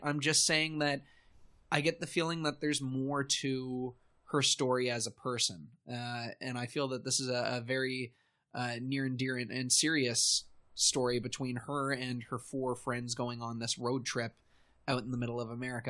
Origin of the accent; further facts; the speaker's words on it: Canada; being a Canadian, but also being part of the Toronto scene